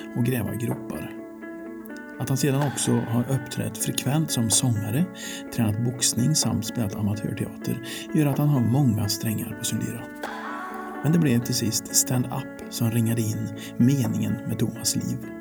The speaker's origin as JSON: {"language": "Swedish", "town": "Karlstad", "region": "Värmland", "country": "Sweden", "said": "hemma i Värmland Karlstad"}